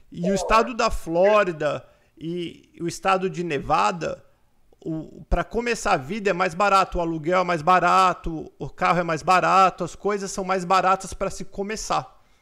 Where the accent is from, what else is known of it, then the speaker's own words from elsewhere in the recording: Porto Ferreira, São Paulo, Brazil; Eu sou de Porto Ferreira, São Paulo.